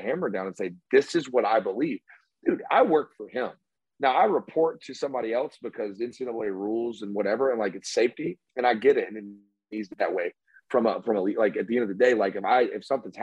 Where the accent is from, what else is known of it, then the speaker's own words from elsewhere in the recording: Homewood, Alabama, United States; I grew up in Homewood, Alabama